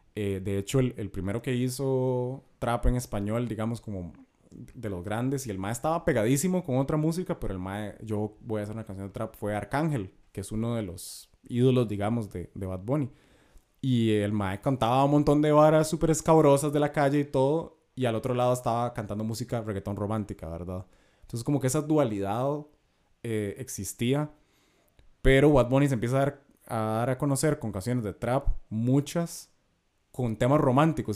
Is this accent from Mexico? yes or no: no; Costa Rica; como tico